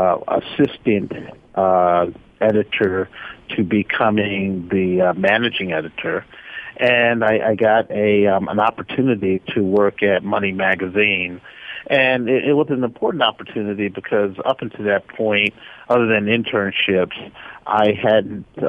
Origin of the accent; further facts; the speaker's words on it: Norfolk, Virginia, United States; I'm from Norfolk, Virginia